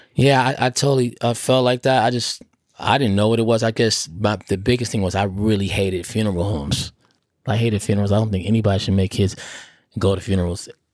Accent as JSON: {"language": "English", "town": "Oakland", "region": "California", "country": "United States", "tie": "born or raised there", "said": "I'm from Oakland"}